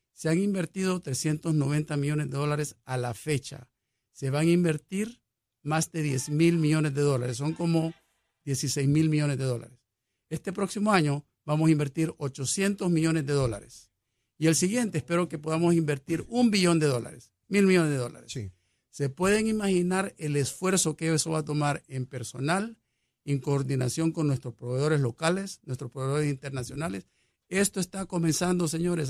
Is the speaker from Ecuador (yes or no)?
no; El Salvador; also born or lived in Mexico / Israel / Chile / Peru; now in Puerto Rico; yo soy salvadoreño por nacimiento